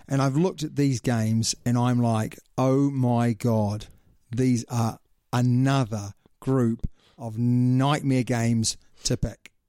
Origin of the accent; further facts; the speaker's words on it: New Zealand; I'm a Kiwi